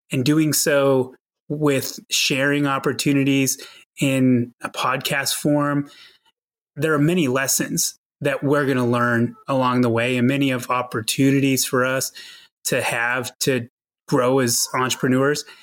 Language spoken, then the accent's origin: English; outside of Boston, Massachusetts, United States; now in Tucson, United States; I grew up on the East Coast outside of Boston and spent many years of my childhood shoveling snow